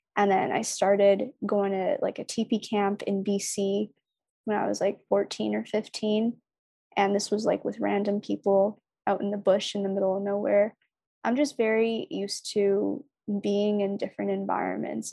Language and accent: English; Toronto, Ontario, Canada; also born or lived in Markham Unionville / British Columbia; I grew up in Scarborough